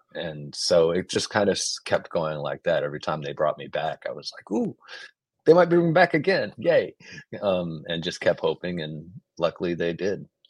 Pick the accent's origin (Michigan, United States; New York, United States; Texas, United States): Texas, United States; I was from Texas